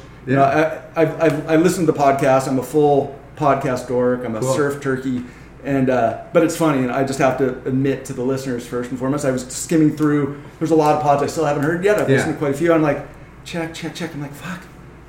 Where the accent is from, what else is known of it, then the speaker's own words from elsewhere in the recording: Newport Beach, California, United States; So I grew up in Newport, not too far from here.